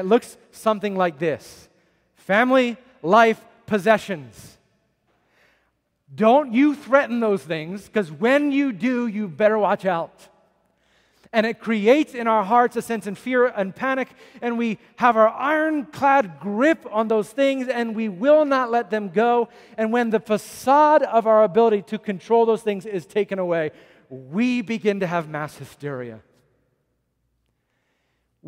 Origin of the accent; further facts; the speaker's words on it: United States; as American Christians